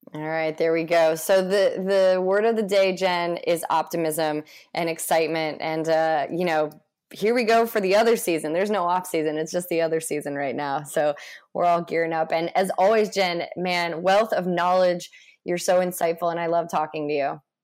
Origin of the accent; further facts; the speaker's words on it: St. Louis, Missouri, United States; I grew up in Saint Louis